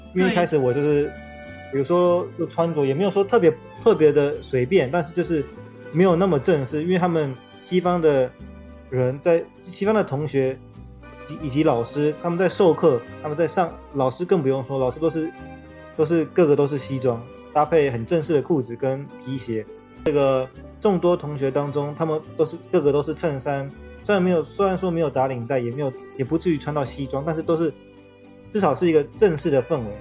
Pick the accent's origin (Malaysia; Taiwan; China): Taiwan; 我是来自台湾